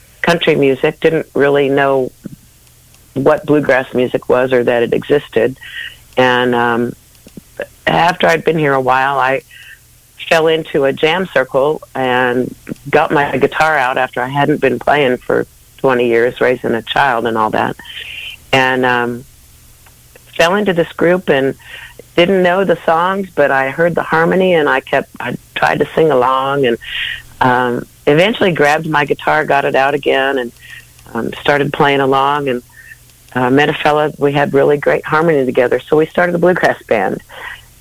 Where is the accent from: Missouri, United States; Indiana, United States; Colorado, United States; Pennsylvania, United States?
Missouri, United States; St. Louis; I'm a Midwestern gal. I grew up in St. Louis, Missouri.